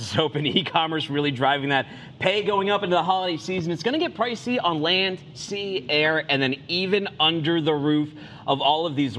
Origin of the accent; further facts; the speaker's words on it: Massachusetts, United States; I am from Massachusetts